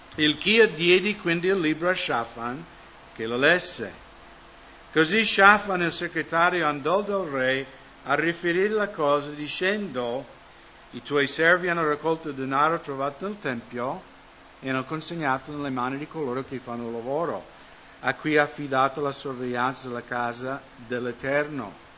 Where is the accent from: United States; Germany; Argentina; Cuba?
United States; now in Italy; nel mio paese, Stati Uniti